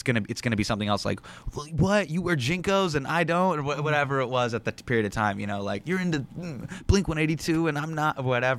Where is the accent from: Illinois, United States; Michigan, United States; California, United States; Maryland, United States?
California, United States; Davis; now in New York City, United States; So I was born in this small town called Davis, California, which is right outside of Sacramento, California.